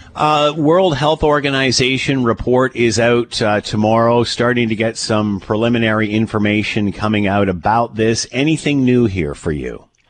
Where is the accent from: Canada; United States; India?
Canada; As a Canadian